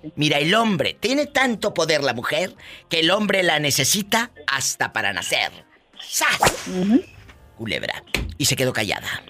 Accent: Matamoros, Tamaulipas, Mexico; mi gente de Matamoros, mi tierra querida

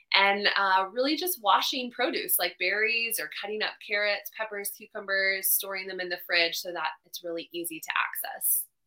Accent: Charlotte, North Carolina, United States; also born or lived in Los Angeles, California; I'm from Charlotte, North Carolina

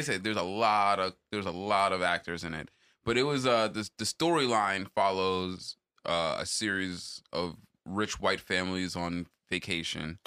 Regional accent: Jamaica; as a Jamaican

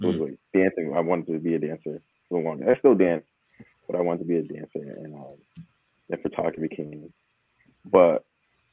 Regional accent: Providence, Rhode Island, United States; born and raised in Providence

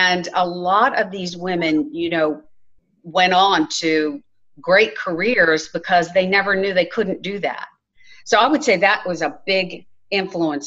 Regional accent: New Orleans, Louisiana, United States; moved away as an adult; now in Texas, United States; I'm born and raised in New Orleans, Louisiana, but I've been in Texas a long time.

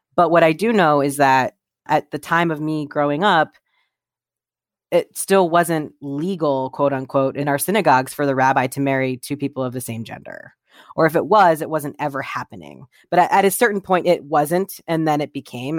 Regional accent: Columbus, Ohio, United States; I grew up in Columbus, Ohio

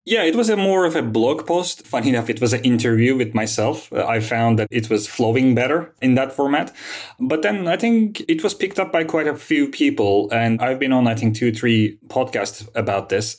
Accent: Istanbul, Turkey; also born or lived in London; I was born and raised in Istanbul, and I studied here.

